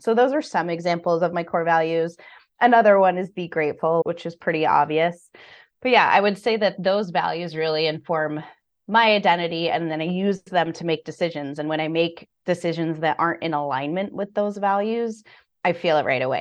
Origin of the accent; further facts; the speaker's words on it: United States; My father was from Puerto Rico, so I was born in the States